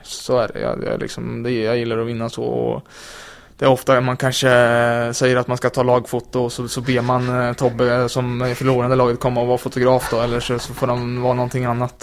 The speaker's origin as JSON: {"language": "Swedish", "town": "Linköping", "region": "Östergötland", "country": "Sweden", "moved": "yes", "lives_now": "Malmö, Sweden", "said": "jag kommer från Linköping där man bara pratar hockey"}